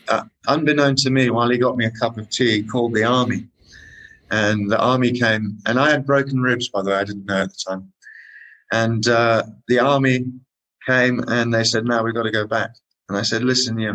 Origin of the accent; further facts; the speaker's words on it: Kenya; I was born in Kenya